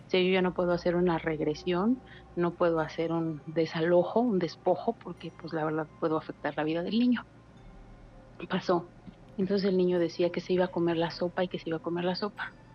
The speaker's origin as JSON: {"language": "Spanish", "region": "Mexico City", "country": "Mexico", "moved": "yes", "lives_now": "Hidalgo, Mexico", "said": "Soy de la Ciudad de México, pero resido en Hidalgo"}